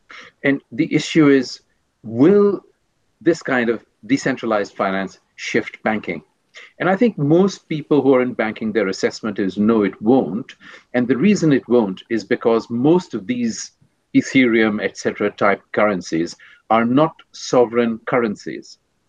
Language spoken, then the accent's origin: English; India; moved away; also born or lived in Switzerland; being Indian, I take a long view of history.